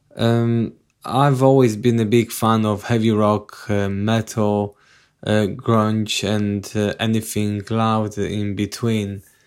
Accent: Poland; moved away; I'm originally from Poland

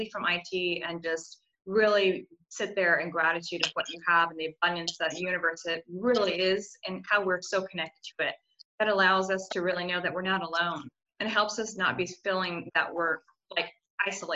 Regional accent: United States; as an American and traveling to 10 countries

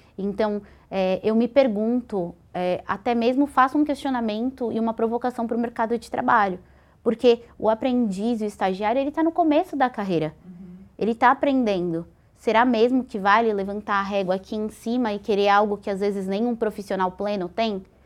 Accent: São Paulo, Brazil; sou aqui de São Paulo

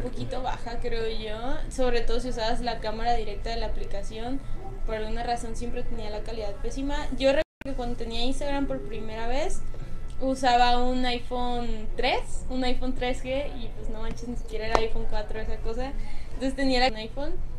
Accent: Mazatlán, Sinaloa, Mexico; moved away; yo soy de, de Mazatlán, Sinaloa, entonces si vengo de bastante lejos

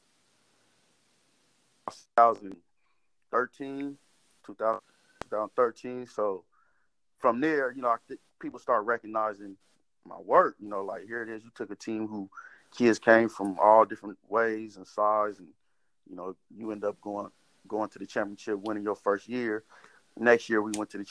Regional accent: Fresno, California, United States; growing up in Southwest Fresno

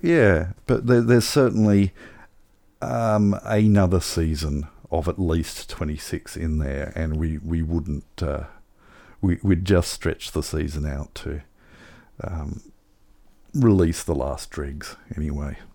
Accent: Tasmania, Australia; I grew up in Tasmania

